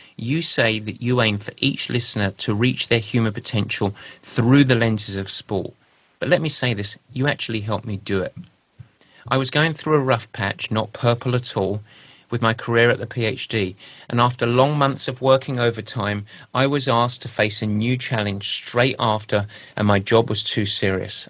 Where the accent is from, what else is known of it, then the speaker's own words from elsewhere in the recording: England, United Kingdom; accent: English; now in United States; my pure English accent